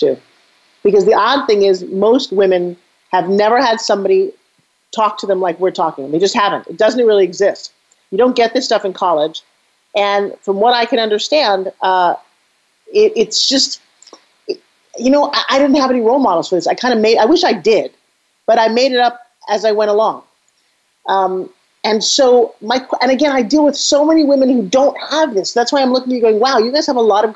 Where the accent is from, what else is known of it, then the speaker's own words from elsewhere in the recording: New York, United States; I come from New York